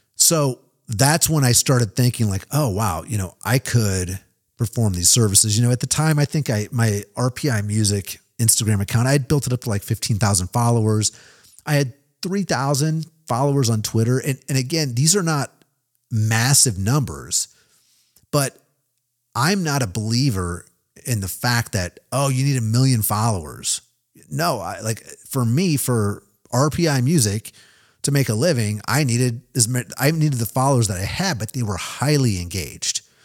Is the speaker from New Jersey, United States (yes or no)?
no; Kansas City, Missouri, United States; moved away as an adult; also born or lived in Nashville, Tennessee; now in Kansas City, United States; Kansas City, my hometown.